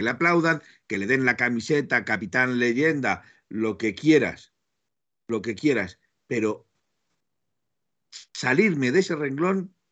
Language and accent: Spanish; Aragon, Spain; also born or lived in Madrid; Yo sé que soy cabezón, que soy de Aragón, bueno, los de Aragón me consideran de Madrid, los de Madrid me consideran de Aragón